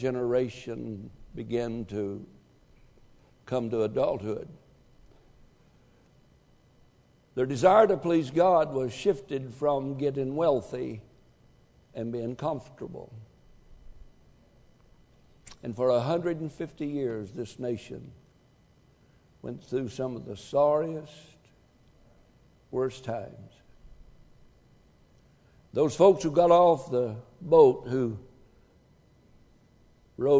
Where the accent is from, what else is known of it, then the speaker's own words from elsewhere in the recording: United States; I'm an American.